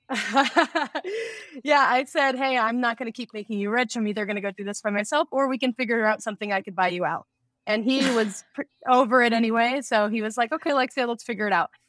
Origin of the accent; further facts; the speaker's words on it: Las Vegas, Nevada, United States; Growing up in Las Vegas